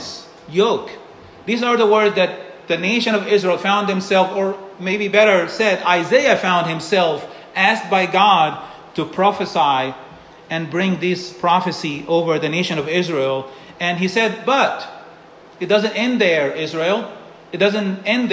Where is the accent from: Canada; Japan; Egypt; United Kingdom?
Egypt; moved away; Growing up in Egypt